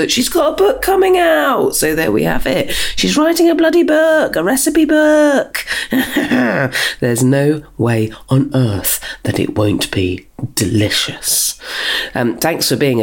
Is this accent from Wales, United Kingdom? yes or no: no; Dorset, South West England, United Kingdom; now in South East London, United Kingdom; we're both from Dorset